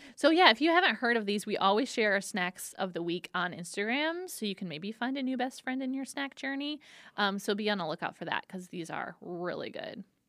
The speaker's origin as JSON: {"language": "English", "town": "Detroit", "region": "Michigan", "country": "United States", "tie": "born or raised there", "said": "Detroit style. My hometown"}